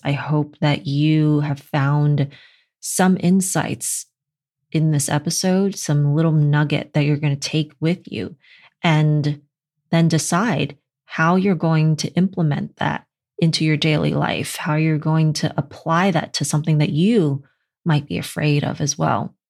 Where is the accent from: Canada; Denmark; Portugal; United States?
United States; New York City, New York; I'm from Brooklyn